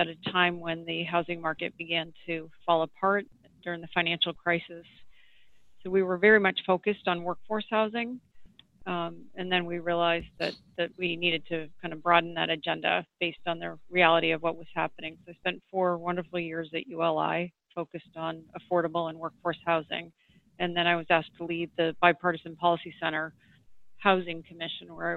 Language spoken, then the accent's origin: English; New Hampshire, United States; my home state of New Hampshire